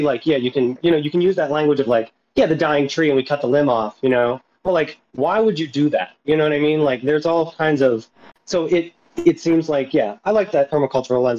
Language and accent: English; Philadelphia, Pennsylvania, United States; from Philadelphia